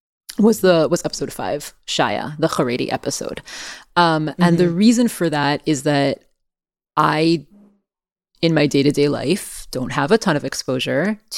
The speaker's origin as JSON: {"language": "English", "country": "France", "tie": "born there", "said": "even though I was born in France. I have French family."}